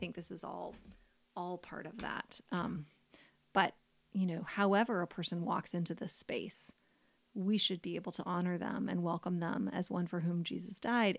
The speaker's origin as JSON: {"language": "English", "country": "United States", "said": "I'm an American woman"}